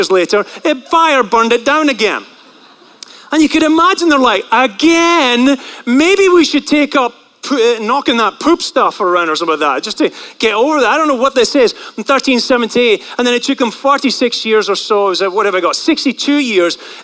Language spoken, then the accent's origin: English; St Andrews, Scotland, United Kingdom; moved away; I grew up in a place that is actually not far from a mecca of the world, and that place is called St. Andrews